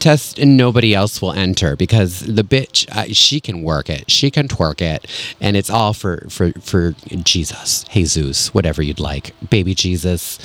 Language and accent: English; Connecticut, United States; Connecticut, my home state, Connecticut.